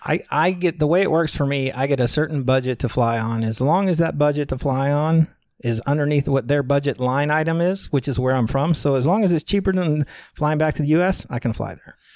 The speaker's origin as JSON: {"language": "English", "area": "Galveston County", "region": "Texas", "country": "United States", "tie": "born or raised there", "moved": "as an adult", "lives_now": "Chiang Mai, Thailand", "said": "originally from Galveston County, Texas, you know, on Texas Gulf Coast. Um, born and raised there, grew up there"}